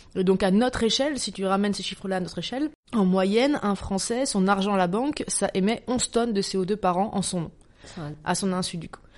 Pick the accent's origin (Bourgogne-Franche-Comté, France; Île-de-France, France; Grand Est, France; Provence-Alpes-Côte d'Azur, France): Bourgogne-Franche-Comté, France; Dijon; je, viens de Dijon, je suis de Bourgogne, je suis très attachée à ma Bourgogne natale